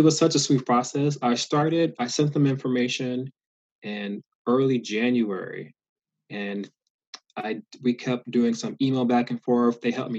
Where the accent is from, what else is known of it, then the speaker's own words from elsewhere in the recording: the South, United States; Growing up in the South, I saw continual reminders of slavery in the South